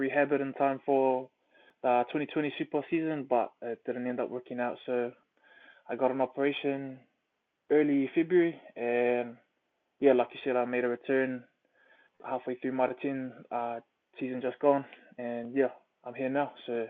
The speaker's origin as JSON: {"language": "English", "region": "Auckland", "country": "New Zealand", "tie": "born or raised there", "said": "So I grew up in Auckland, born in Auckland. I grew up out east in a place called Glen Innes, Port England."}